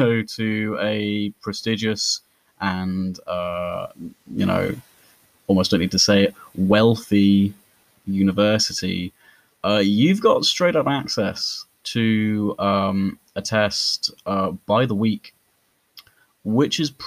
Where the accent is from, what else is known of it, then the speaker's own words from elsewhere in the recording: Norfolk, East of England, United Kingdom; I grew up in Norfolk, which has one city, Norwich.